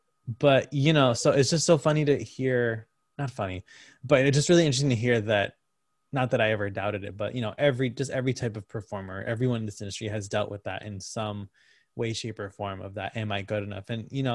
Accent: Connecticut, United States; I went to a tiny community college in my home state of Connecticut for theater arts.

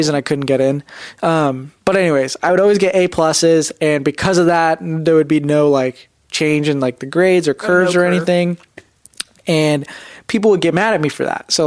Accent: United States; growing up Indian in America

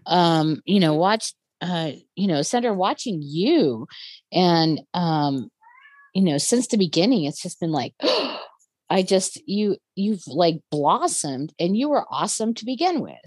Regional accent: near Telluride, Colorado, United States; my hometown is on is not very far away from Telluride.

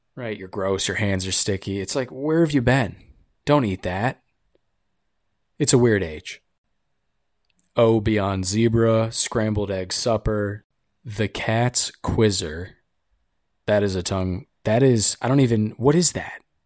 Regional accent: United States; I'm an American

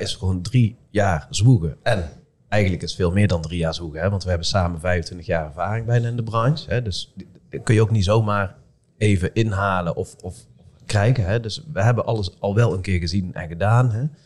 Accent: Eindhoven, North Brabant, Netherlands; accent: soft G; now in Son, Netherlands; ik heb een zachte G, ik kom hier uit Eindhoven

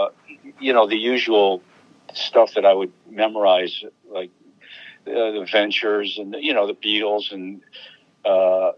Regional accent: Rochester, New York, United States; moved away as an adult; I grew up in Rochester, New York

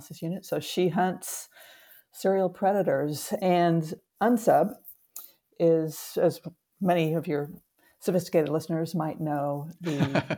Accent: Southern California, United States; also born or lived in Eugene, Oregon; I grew up in Southern California.

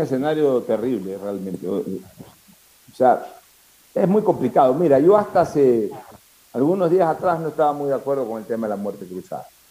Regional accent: Ecuador; somos los ecuatorianos

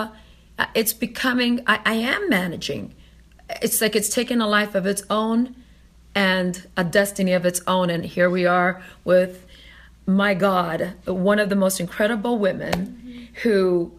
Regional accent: Canada; also born or lived in Italy; I'm from Italy, raised in Canada

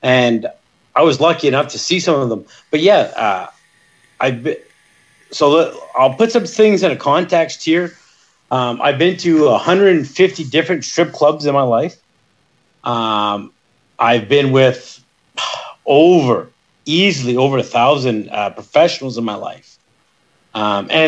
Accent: Northern Ontario, Canada; I'm from Ontario, Northern Ontario

